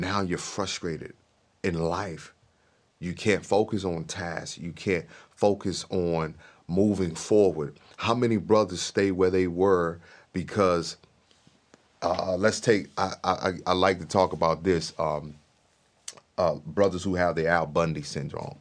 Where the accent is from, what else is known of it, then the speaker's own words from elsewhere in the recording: Mississippi, United States; I grew up in Mississippi